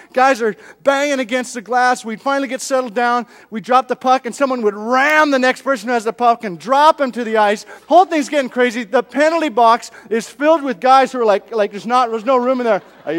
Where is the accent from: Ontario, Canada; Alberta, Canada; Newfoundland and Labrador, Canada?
Alberta, Canada; Edmonton; I was from Canada. Grew up in Edmonton, straight north, all the way up.